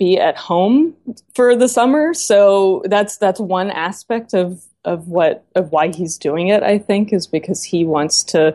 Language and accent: English; Memphis, Tennessee, United States; moved away; also born or lived in Knoxville, Tennessee; I grew up in Memphis, Tennessee